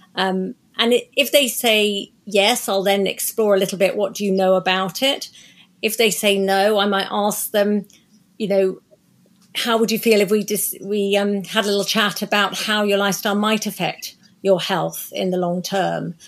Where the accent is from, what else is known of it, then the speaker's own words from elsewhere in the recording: Croydon, London, United Kingdom; moved away as an adult; now in Oxfordshire, United Kingdom; I was born in Surrey in South Croydon, um, in Surrey, which is where I grew up